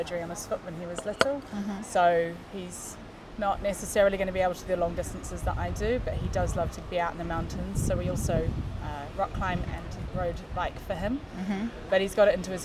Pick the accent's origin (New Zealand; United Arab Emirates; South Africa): New Zealand; Christchurch, Canterbury; moved away as an adult; also born or lived in London, United Kingdom; now in Chamonix, France; I was living in Christchurch, which is where I grew up in New Zealand. And moved to the UK when I was 20